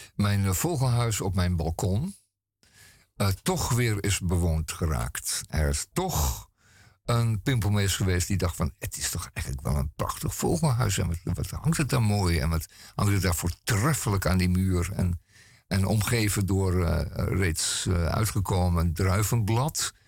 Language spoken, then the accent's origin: Dutch; Netherlands; wij zijn Nederlanders